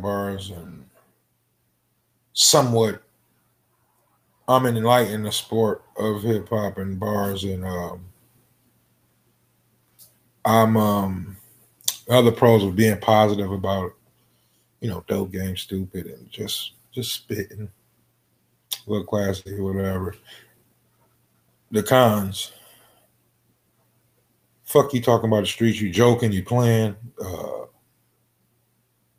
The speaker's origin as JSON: {"language": "English", "town": "Detroit", "region": "Michigan", "country": "United States", "tie": "born or raised there", "said": "I'm coming from Detroit."}